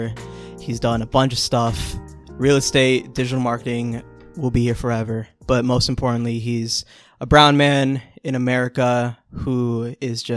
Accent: Orlando, Florida, United States; also born or lived in New York; I was born in New York, but I grew up like mostly in Orlando

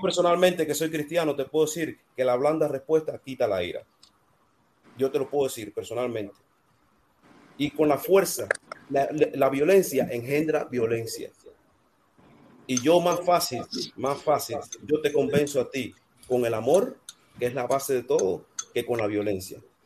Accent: Cuba; moved away as an adult; now in United States; yo sí soy de Cuba, yo estudié en Cuba, me hice ingeniero de Cuba, vine aquí a, Estados Unidos

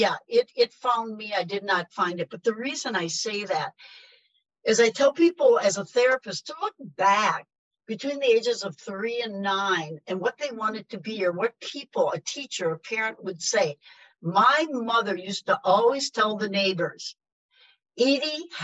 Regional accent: Wisconsin, United States; moved away as an adult; also born or lived in New York City; now in North Carolina, United States; I'm originally from Wisconsin

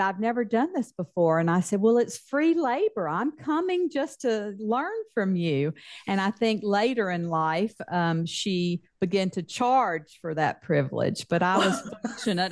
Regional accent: Mississippi, United States; accent: Mississippi Southern; moved away as an adult; now in Texas, United States; I, grew up in the deep South

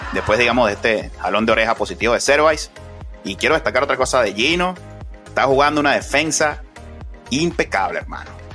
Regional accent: Venezuela; uno como venezolano

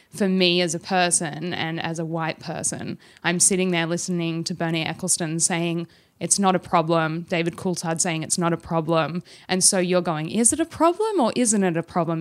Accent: Australia; although I'm Australian

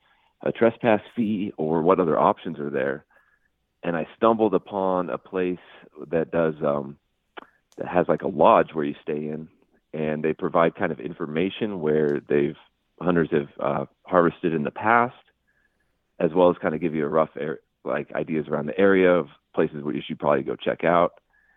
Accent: Idaho, United States; Yeah, born and raised in Idaho, grew up in northern Idaho, moved down here south. I'm in the Twin Falls area now.

